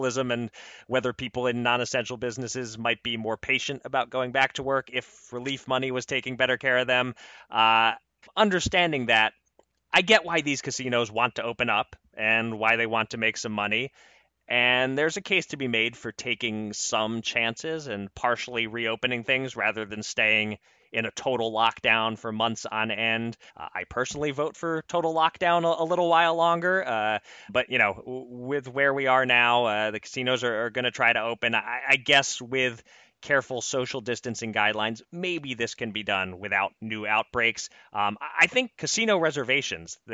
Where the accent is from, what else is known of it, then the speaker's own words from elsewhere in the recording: Pennsylvania, United States; my home state, Pennsylvania